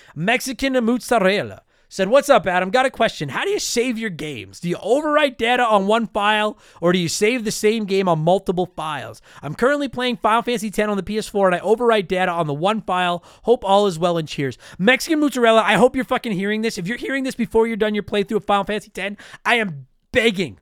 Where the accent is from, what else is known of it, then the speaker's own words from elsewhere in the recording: Canada; as a Canadian